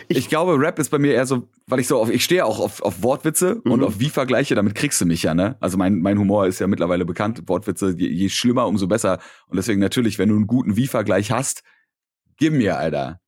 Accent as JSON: {"language": "German", "region": "Berlin", "country": "Germany", "said": "als Berliner"}